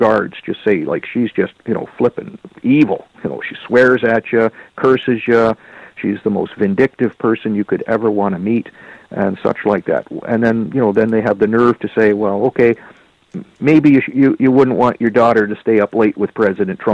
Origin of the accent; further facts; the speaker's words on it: Canada; I'm a Canadian